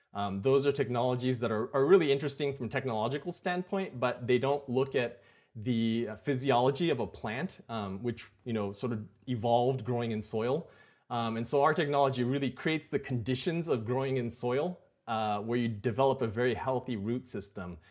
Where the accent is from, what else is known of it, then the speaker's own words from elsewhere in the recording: Napa, California, United States; also born or lived in Silicon Valley; I grew up in Napa, um, which is not too far from Silicon Valley.